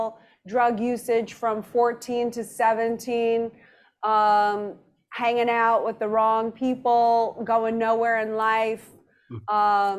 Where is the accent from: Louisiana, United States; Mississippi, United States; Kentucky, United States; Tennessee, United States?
Louisiana, United States; New Orleans; moved away; also born or lived in Madrid, Spain; I was reared in New Orleans from 1 until